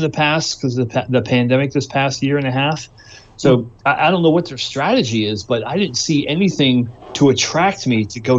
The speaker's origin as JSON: {"language": "English", "region": "Georgia", "country": "United States", "said": "Just because I'm from Georgia, you know?"}